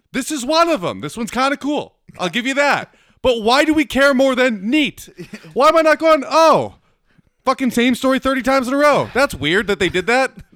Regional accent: Manitoba, Canada; moved away; I grew up in Manitoba

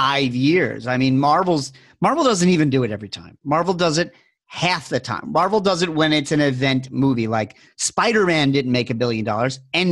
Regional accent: New York, United States; growing up in New York

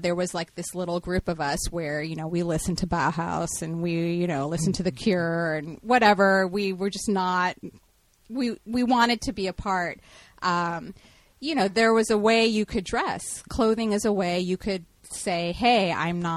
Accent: Houston, Texas, United States; now in Portland, United States; growing up in Texas or whatever in the 90s

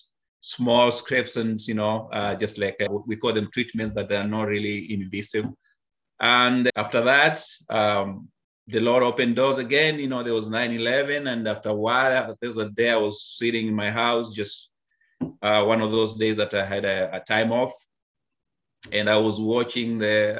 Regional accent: Kenya; moved away as an adult; now in United States; I was born and raised in Africa, Kenya.

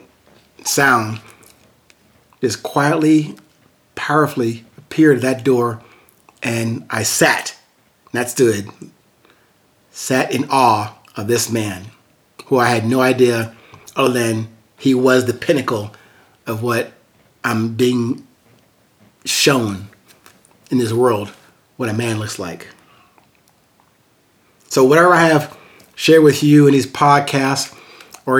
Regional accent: Amityville, New York, United States; in this really small house where I was born in Amityville, New York

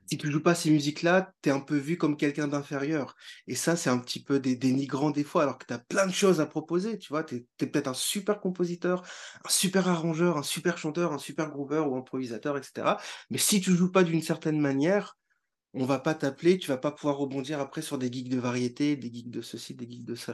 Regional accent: northern France, France; Parce que moi, je venais du, nord de la France

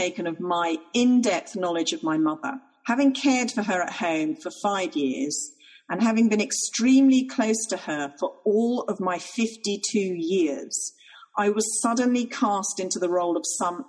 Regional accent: Ireland; I'm Irish.

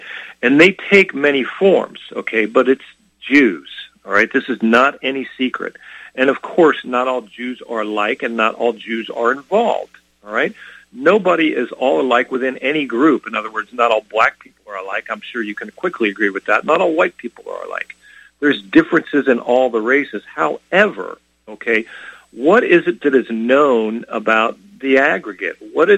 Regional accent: California, United States; Lord, I can't believe you're confusing me with somebody else. I'm from California.

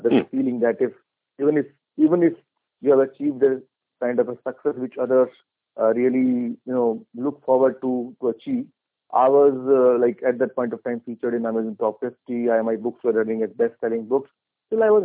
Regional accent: India; I'm from India.

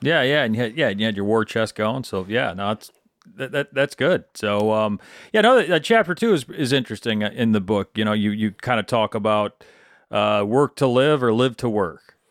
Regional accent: Michigan, United States; Where I grew up in Middle Michigan, it was, it was all Dell Chemical

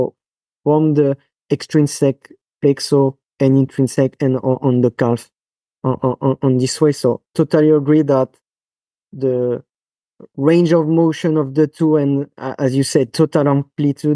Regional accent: France; accent: French; English is a second language; now in Switzerland; That's my French accent

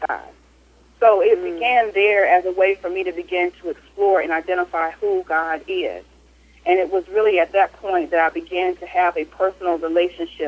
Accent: Kinston, North Carolina, United States; now in Fayetteville, Georgia, United States; my hometown, which was Kinston, North Carolina

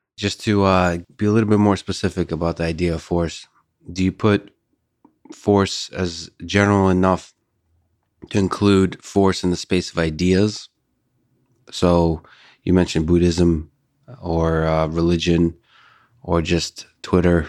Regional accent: Moscow, Russia; moved away; So I was born in, uh, the Soviet Union. I was raised in Moscow.

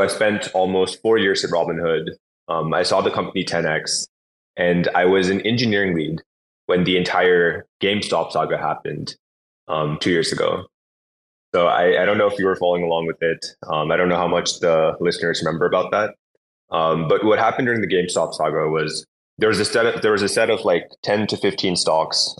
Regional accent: San Francisco Bay Area, California, United States; also born or lived in Los Angeles; I grew up in the San Francisco Bay Area, so in Silicon Valley

